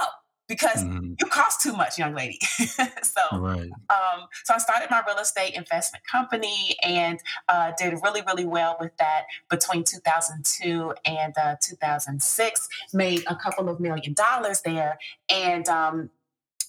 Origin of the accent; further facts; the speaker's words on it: Chicago, Illinois, United States; I am originally from Chicago, from the south side of Chicago. I went to High Park Career Academy, High Park High School over in the Woodlawn area.